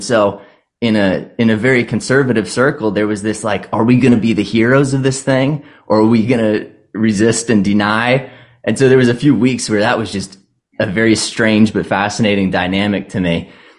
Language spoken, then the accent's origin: English; Virginia, United States; So I came from Northern Virginia, so I've seen a lot of that too, where it's like, man, I can't even tell what this place was before